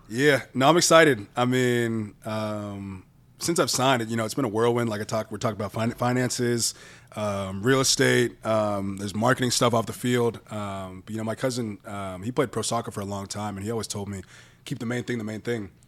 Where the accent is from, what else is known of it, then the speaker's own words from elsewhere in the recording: Orange County, California, United States; also born or lived in Bay Area, California; I was born in the Bay Area when I was in third grade, moved down to Orange County